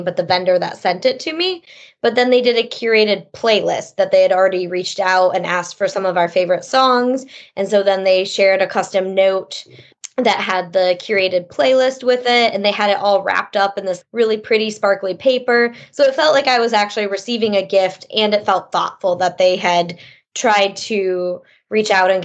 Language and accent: English; Detroit, Michigan, United States; We're from the Detroit area